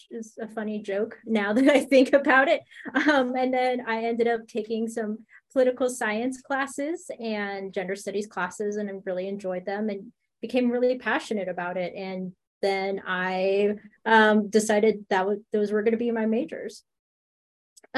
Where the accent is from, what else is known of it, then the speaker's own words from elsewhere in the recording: United States; I'm Filipino American. I was born in the States, but my parents, my grandparents, Filipino.